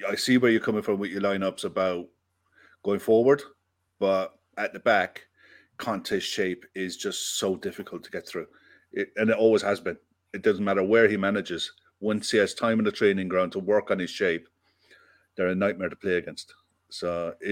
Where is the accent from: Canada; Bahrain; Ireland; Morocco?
Ireland; also born or lived in Bristol; I live in Ireland, I'm from Ireland